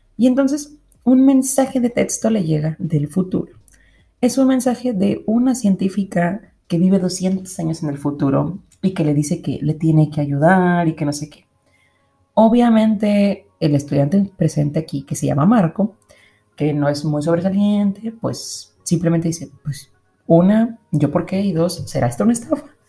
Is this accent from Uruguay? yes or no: no; Monterrey, Nuevo León, Mexico; yo soy de Monterrey